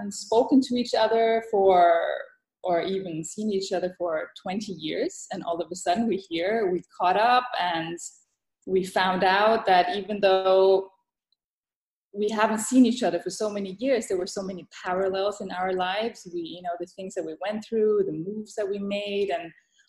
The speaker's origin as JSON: {"language": "English", "country": "Thailand", "tie": "born or raised there", "also_born_or_lived": "Europe / United States", "second_language": "English", "said": "I mean, I was born and raised in Thailand. I moved to Europe, back to Asia, back to Europe, to the States, and I did the whole circle."}